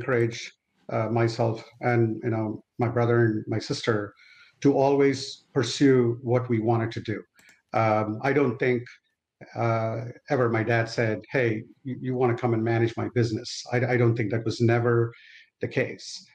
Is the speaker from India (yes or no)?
yes; Vijayawada, Andhra Pradesh, India; moved away as an adult; now in United States; the little city I grew up in India. It's called Vijayawada in Andhra Pradesh